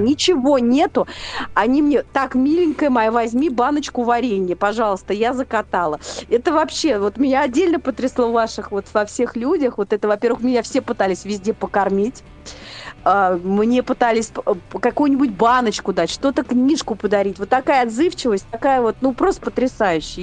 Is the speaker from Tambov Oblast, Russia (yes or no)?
no; Moscow, Russia; я москвичка была